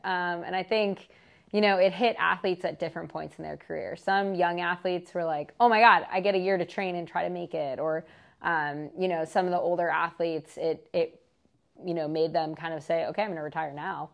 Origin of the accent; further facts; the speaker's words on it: Marin, California, United States; where I grew up in Marin